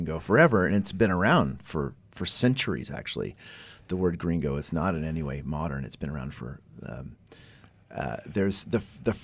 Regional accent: United States; also born or lived in Buenos Aires, Argentina; now in Canada; I'm born in the United States

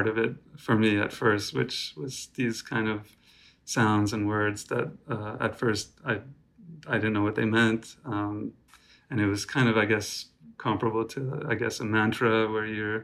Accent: New York City, New York, United States; I'm calling from New York City, where I was born and raised and still live

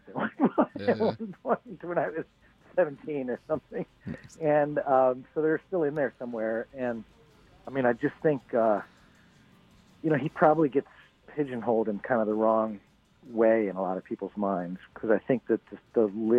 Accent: Midwest, United States; moved away; also born or lived in Bay Area, California; I grew up in the Midwest, you know, in the 80s

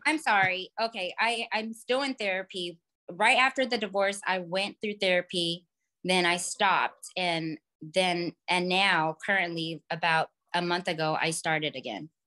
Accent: California, United States; also born or lived in Los Angeles; I grew up in California, but moved to L A when I was seventeen

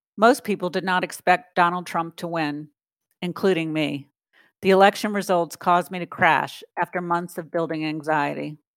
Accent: New Orleans, Louisiana, United States; now in Washington, D.C., United States; Although I had lived in the Washington, D C area for more than twenty years, New Orleans is my hometown

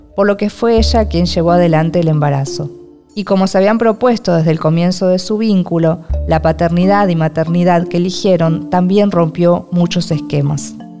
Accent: Argentina; soy argentina y escritora

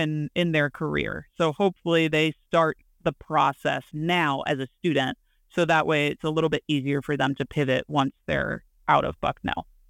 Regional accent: hometown of Penn College, Pennsylvania, United States; interim head coach at Penn College, um, in my hometown

